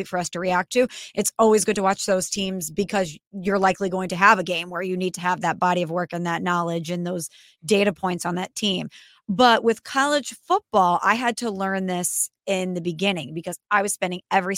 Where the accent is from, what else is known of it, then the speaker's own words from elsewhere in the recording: St. Louis, Missouri, United States; I'm from St. Louis